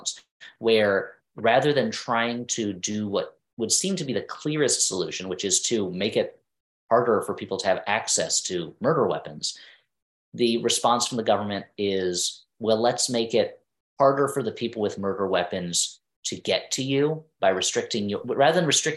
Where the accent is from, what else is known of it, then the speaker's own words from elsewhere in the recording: New Jersey, United States; I grew up in New Jersey. I was right outside of New York.